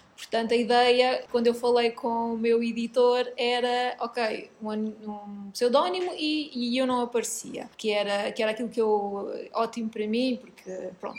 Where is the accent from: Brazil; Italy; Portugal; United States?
Portugal; sou muito portuguesa